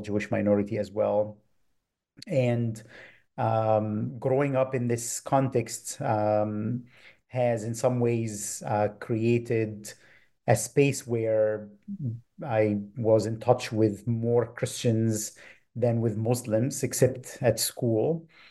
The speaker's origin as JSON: {"language": "English", "region": "Minya Governorate", "country": "Egypt", "tie": "born or raised there", "moved": "yes", "said": "grew up in Egypt, um, in a village about four hours south of Cairo in the region of Ilminia"}